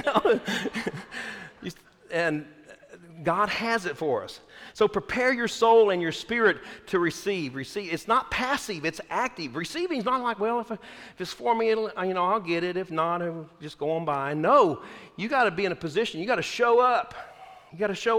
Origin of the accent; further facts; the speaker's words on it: Texas, United States; I'm from Texas